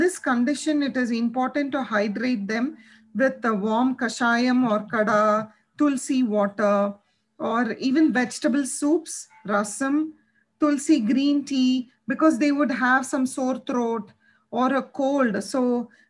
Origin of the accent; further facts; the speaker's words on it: India; we are all from Indian culture.